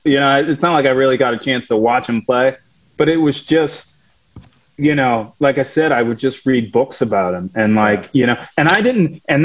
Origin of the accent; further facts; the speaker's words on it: Ann Arbor, Michigan, United States; I grew up in Ann Arbor, Michigan